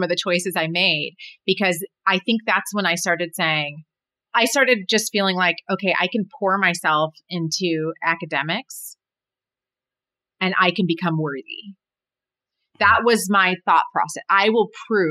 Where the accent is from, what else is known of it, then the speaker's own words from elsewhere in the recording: Berrien Springs, Michigan, United States; also born or lived in Indiana; I'm from Berrien Springs, Michigan, which is, a small town